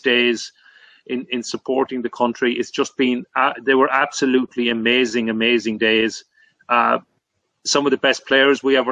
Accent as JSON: {"language": "English", "town": "Limerick", "region": "Munster", "country": "Ireland", "tie": "born or raised there", "said": "Limerick, my hometown"}